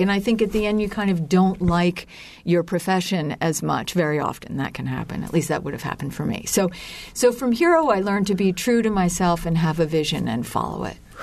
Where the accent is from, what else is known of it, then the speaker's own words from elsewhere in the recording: Lancaster, Pennsylvania, United States; I growing up in Lancaster, Pennsylvania was kind of like uh, growing up on a on another planet